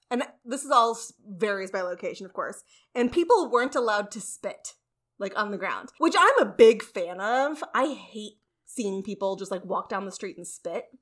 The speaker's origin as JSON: {"language": "English", "town": "St. Louis", "region": "Missouri", "country": "United States", "tie": "born or raised there", "said": "I was raised going to Cardinals games because I lived in St. Louis"}